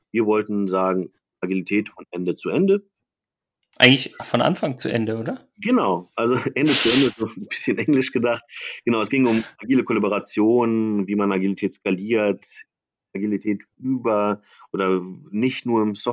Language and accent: German; Berlin, Germany; ich bin Berliner